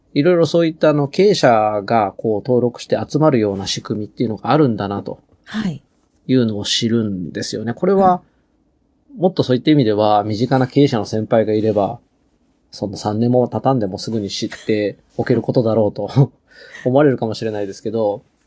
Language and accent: Japanese; Shizuoka, Japan; moved away as an adult; now in Hachioji, Japan; 静岡でまあ実家に戻る